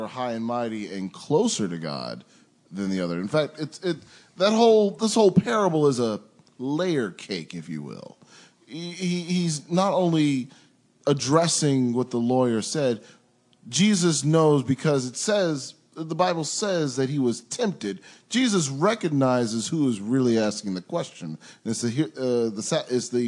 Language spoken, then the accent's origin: English; Detroit, Michigan, United States; moved away; I'm from Detroit.